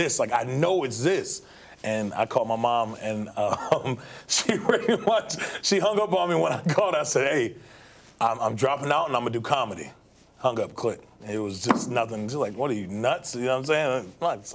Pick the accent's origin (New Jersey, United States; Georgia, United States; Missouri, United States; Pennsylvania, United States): Georgia, United States; Gwinnett, near Stone Mountain; also born or lived in Maryland; I grew up near, like, Stone Mountain